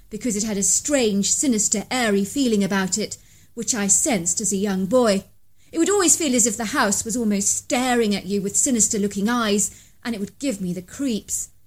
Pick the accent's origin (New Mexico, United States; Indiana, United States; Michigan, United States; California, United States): Indiana, United States; Zionsville; I'm from Zionsville, which is often referred to as a town within the park. It's located northwest of Indianapolis.